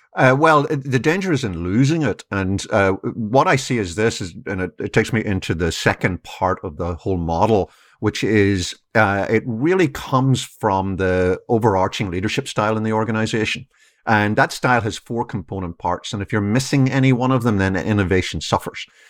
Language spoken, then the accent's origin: English; Ireland; moved away as an adult; now in United States; I've been here twenty years, but I grew up in Ireland